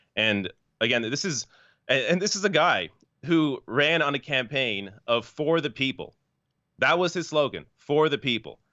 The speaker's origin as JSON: {"language": "English", "country": "Canada", "said": "I'm Canadian."}